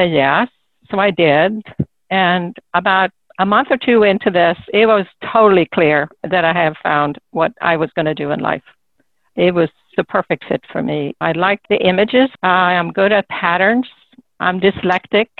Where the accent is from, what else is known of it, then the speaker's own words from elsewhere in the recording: Solna, Stockholm County, Sweden; moved away; I grew up in a suburb of Stockholm